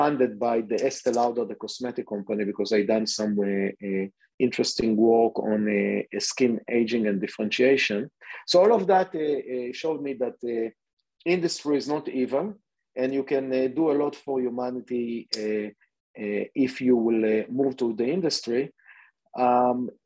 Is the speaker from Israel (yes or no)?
yes; Israel; English is a second language; moved away as an adult; also born or lived in Massachusetts, United States; born and raised in Israel, and I'm sure that you can hear it from my accent.